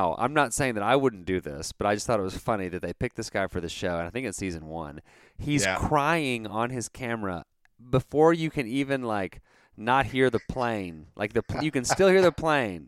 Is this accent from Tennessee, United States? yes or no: no; Dallas, Texas, United States; we grew up in Dallas. He still lives in Dallas. I am in Texas